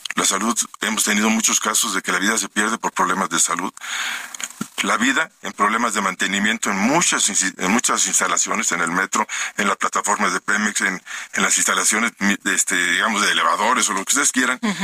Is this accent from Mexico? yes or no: yes; Mexico; los mexicanos